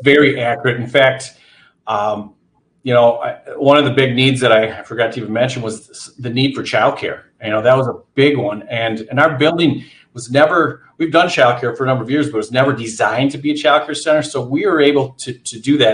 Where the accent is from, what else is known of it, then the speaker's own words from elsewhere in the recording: Antigo, Wisconsin, United States; moved away as an adult; also born or lived in Eau Claire, Wisconsin; I'm from Antigo, Wisconsin, grew up there.